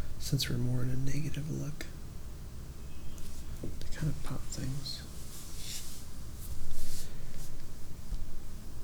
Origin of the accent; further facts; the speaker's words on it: Florida, United States; I'm from Florida